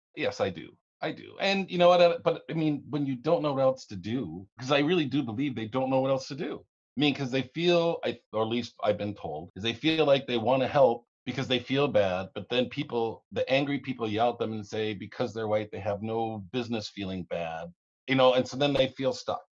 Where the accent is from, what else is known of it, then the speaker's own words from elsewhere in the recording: the South, United States; now in Minnesota, United States; I was born in the South